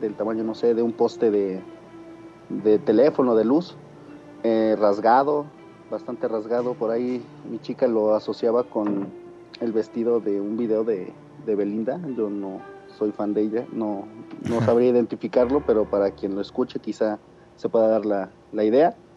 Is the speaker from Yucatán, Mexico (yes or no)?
no; Tulancingo, Hidalgo, Mexico; De Tulancingo Hidalgo